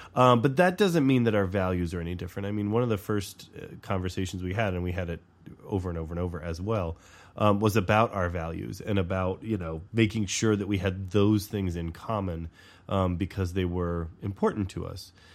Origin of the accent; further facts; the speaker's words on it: the South, United States; moved away; I grew up in the South, too